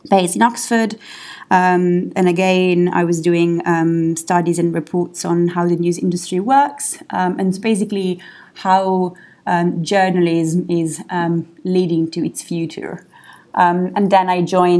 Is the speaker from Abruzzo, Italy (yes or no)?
no; Milan, Lombardy, Italy; moved away as an adult; also born or lived in Paris; now in London, United Kingdom; I studied and graduated in Milan, where I'm from, and then I moved to Paris.